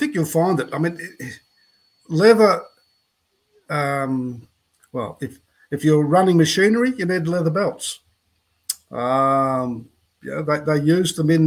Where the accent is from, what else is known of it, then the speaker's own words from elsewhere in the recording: Gol Gol, New South Wales, Australia; moved away as an adult; I live in Golgol, which is a small town on the New South Wales side of the Murray River up here at Mildura